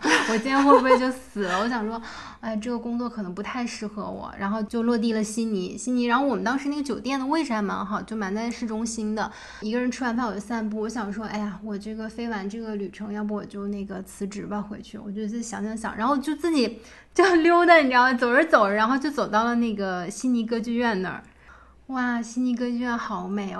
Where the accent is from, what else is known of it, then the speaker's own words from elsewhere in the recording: China; moved away as an adult; 我一个中国来的女孩，就是我们中国人